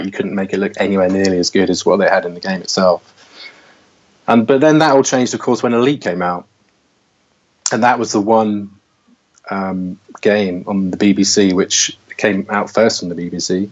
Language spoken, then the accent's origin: English; Somerset, South West England, United Kingdom; moved away; also born or lived in London; I grew up in Somerset.